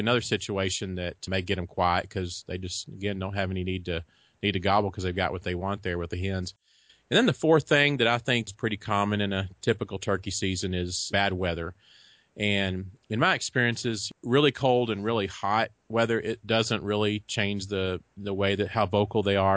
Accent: Texas, United States; also born or lived in Kansas; I was born and raised here in Texas. Did live in Kansas for about four years, but other than that, I've lived in Texas all my life

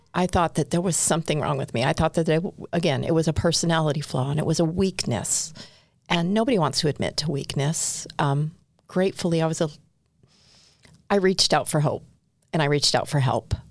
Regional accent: Southern California, United States; moved away as an adult; now in Utah, United States; I grew up in Southern California, basically all around Southern California. Um, moved to Utah five years ago

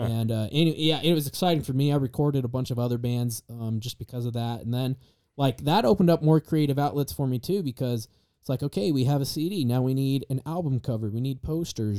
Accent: Star Valley, Wyoming, United States; now in Idaho, United States; I'm from Star Valley, Wyoming.

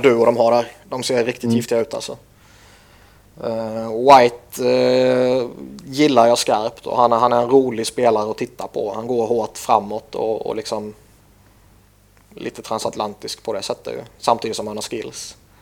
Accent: Sweden; som svensk

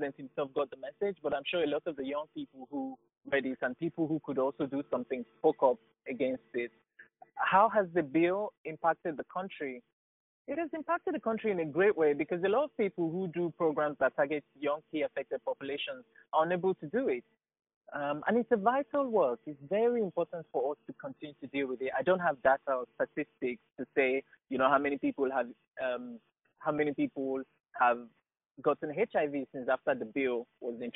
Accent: Nigeria; growing up in Nigeria at the time I was growing up as a kid

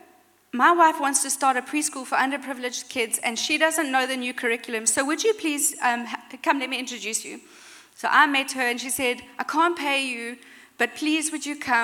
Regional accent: South Africa; moved away as an adult; also born or lived in Stellenbosch, South Africa; now in Cape Town, South Africa; I grew up in Crichton, which is in the middle of nowhere.

